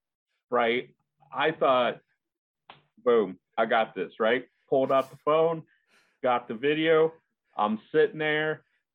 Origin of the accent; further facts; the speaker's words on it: Indiana, United States; now in Tennessee, United States; I'm from Indiana